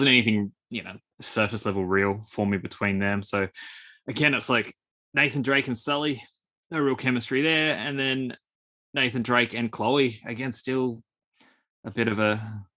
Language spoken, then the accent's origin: English; Australia; accent: Australian; with my Australian accent